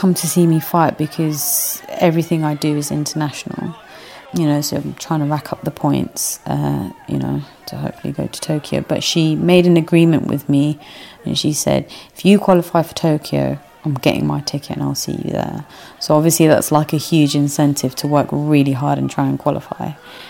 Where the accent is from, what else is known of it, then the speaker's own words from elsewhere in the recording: London, United Kingdom; also born or lived in Mogadishu, Somalia / Kenya; Growing up in London, you were always ashamed of being an outsider, like a Somali or, you know, someone that wasn't born in London